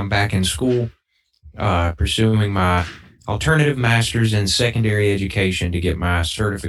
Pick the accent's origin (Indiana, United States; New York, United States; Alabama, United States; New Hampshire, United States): Alabama, United States; Birmingham; from Birmingham, and I am the drummer for the … I also teach drum lessons at the Shelby County Arts Council in Columbiana, Alabama. And I spent 8 years in the Alabama Army National Guard.